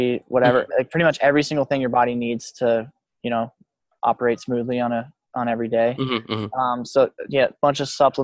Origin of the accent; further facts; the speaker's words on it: Telluride, Colorado, United States; also born or lived in Montrose, Colorado; growing up in Telluride